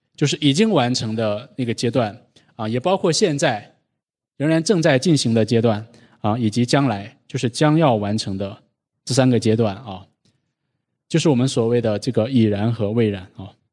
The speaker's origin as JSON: {"language": "Chinese", "country": "China", "tie": "born or raised there", "moved": "yes", "said": "我们在国内长大，从小就是在这样那样的榜样当中长大的"}